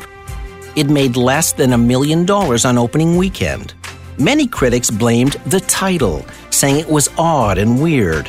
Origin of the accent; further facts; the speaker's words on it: Sudbury, Ontario, Canada; moved away as an adult; now in Toronto, Canada; I grew up in Sudbury, Ontario in the 60s and 70s